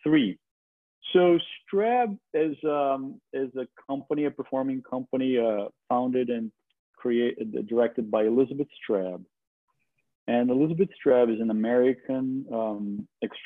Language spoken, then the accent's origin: English; Brazil; English is a second language; moved away as an adult; now in New York, United States; I was born and raised in Brazil, and I moved to New York when I was 24 in the late 90s.